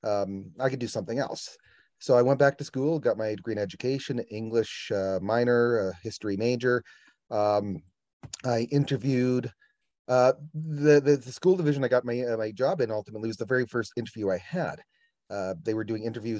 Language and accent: English; Estevan, Saskatchewan, Canada; moved away as an adult; also born or lived in Shaunavon, Saskatchewan / Southern Alberta; I grew up in Estevan. I went to school there